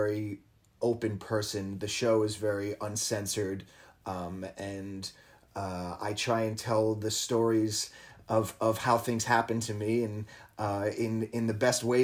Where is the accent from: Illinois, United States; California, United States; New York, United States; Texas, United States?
New York, United States; New York City; also born or lived in Long Island; I grew up in New York City and Long Island